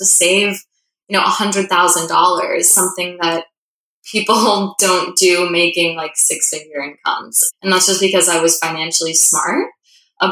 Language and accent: English; Connecticut, United States; moved away; also born or lived in New York City; I grew up in Connecticut